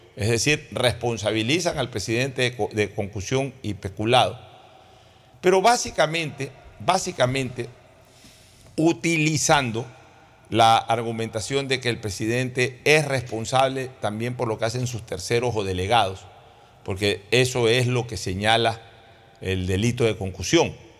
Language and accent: Spanish; Guayaquil, Guayas, Ecuador; yo hablo como guayaquileño